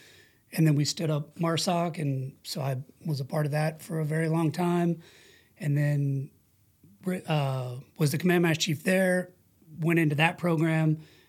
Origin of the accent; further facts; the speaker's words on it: Twentynine Palms, California, United States; the quick version is military brat. My dad was in the Navy. He was a corpsman with the Marines as well, Vietnam vet era guy. He did 24 years, retired as a chief, So, you know, I lived in 29 Palms four times.